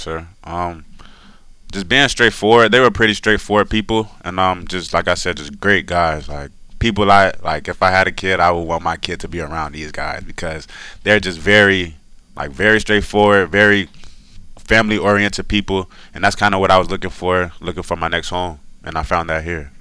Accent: Decatur, Georgia, United States; I grew up in Decatur, Georgia

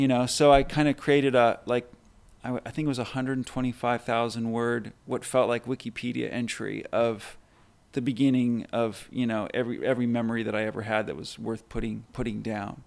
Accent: Burbank, California, United States; being kind of a shy and awkward kid growing up in Burbank

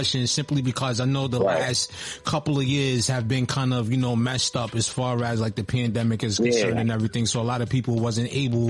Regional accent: Texas, United States; So, like, growing up in Texas, I know, like, you know, we mentioned a lot of the legends that come out of Texas.

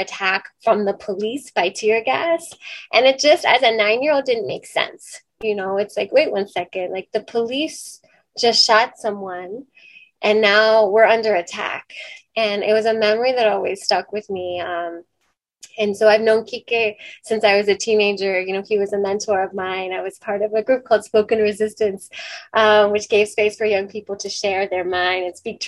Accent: Washington, District of Columbia, United States; I grew up in Mount Pleasant

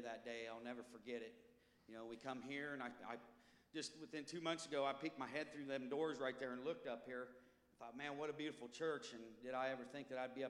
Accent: Ottumwa, Iowa, United States; also born or lived in Colorado; I'm from Tumwa, Iowa.

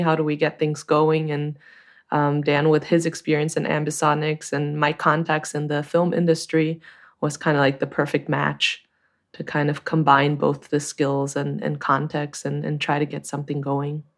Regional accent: Brazil; moved away as an adult; also born or lived in Chico, California, United States; now in Germany; I'm originally from Brazil, but I've been living in Germany for a while

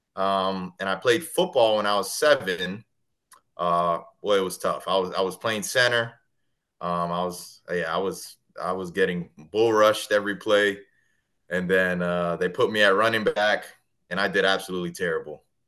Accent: Kissimmee, Florida, United States; also born or lived in Connecticut; Kissimmee, Florida is actually the city I grew up in, about 20 minutes from Disney

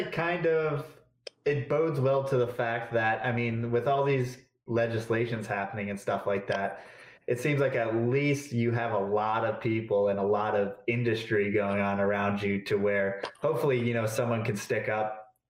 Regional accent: Florida, United States; But I mean, growing up in Florida is fucking sweet.

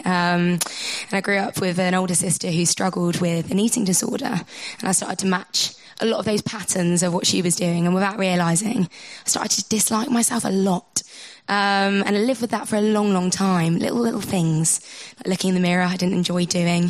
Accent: Cornwall, South West England, United Kingdom; also born or lived in Liverpool; I'm a Cornish girl

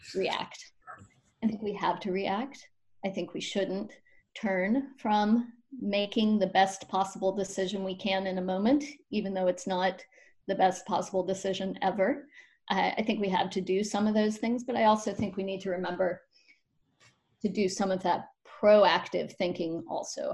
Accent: Appalachia, Western North Carolina, United States; I'm from Appalachia over in Western North Carolina

